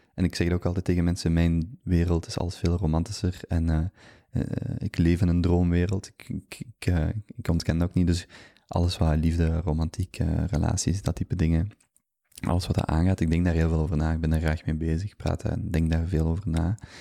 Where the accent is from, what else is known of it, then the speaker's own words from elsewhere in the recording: Genk, Flanders, Belgium; moved away as an adult; now in Antwerp, Belgium; ik ben eigenlijk van Genk. Ik heb daar, uh, ben daar geboren, opgegroeid, tot en met mijn 25ste gewoond